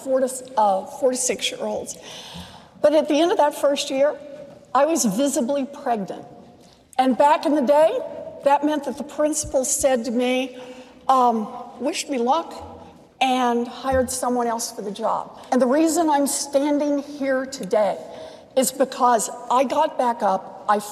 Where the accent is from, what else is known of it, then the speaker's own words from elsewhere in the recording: Oklahoma, United States; moved away; I was born and raised in Oklahoma